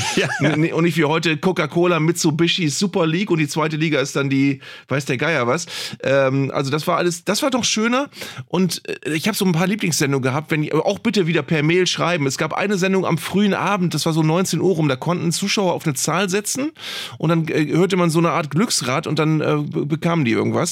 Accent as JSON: {"language": "German", "region": "Northern Germany", "country": "Germany", "said": "hier bei uns im Norden"}